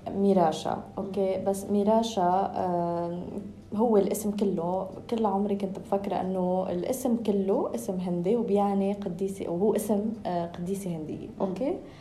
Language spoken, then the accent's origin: Arabic; Lebanon; عشت طفولتي بلبنان